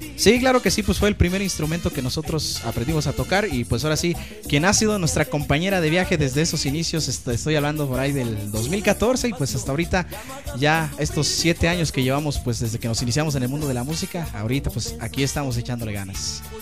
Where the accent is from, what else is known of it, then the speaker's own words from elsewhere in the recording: Santo Domingo de Guzmán, Oaxaca, Mexico; moved away; Nosotros vinemos, así como dicen ustedes, directamente desde la República Hermana de Santo Domingo de Guzmán, Huaca, México